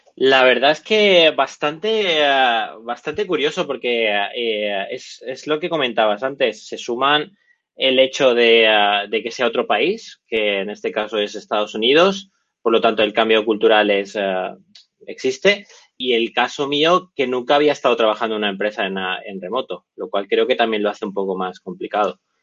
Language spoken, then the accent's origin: Spanish; Barcelona, Catalonia, Spain; soy de Barcelona